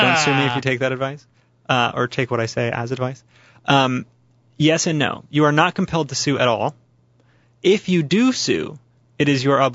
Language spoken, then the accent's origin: English; United States; I'm an American